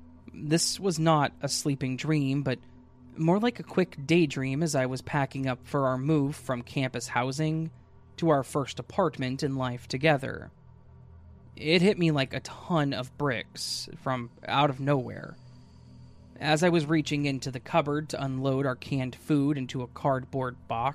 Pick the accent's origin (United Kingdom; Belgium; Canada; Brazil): United Kingdom; England; I'm English, and I live in an old Victorian terrace house.